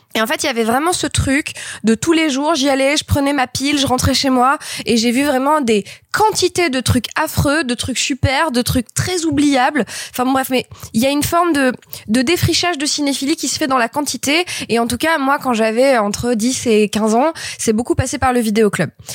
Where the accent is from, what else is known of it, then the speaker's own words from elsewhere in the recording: Grenoble, Auvergne-Rhône-Alpes, France; j'ai grandi à Grenoble dans les années 90.